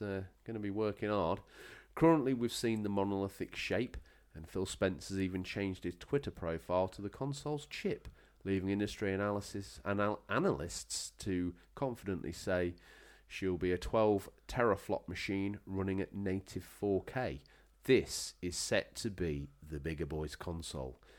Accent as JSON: {"language": "English", "region": "England", "country": "United Kingdom"}